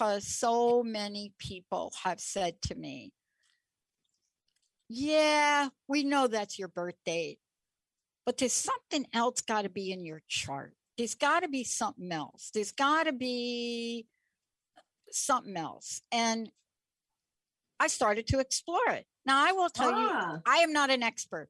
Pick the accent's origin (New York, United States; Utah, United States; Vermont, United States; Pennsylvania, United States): New York, United States; I'm from New York